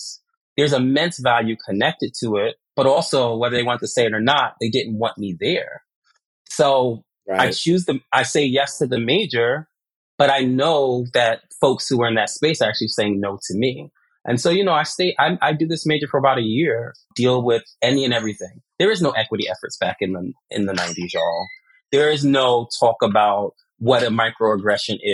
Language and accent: English; New York City, New York, United States; also born or lived in Brooklyn, New York; I grew up in this place called Laurelton, New York, where everyone looked like me